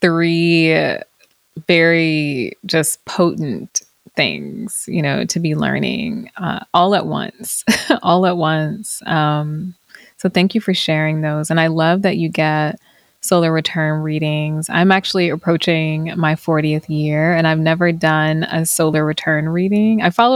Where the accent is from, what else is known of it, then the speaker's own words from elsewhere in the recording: the South, United States; especially growing up in the South, moving to a predominantly white area, you know, as a teen.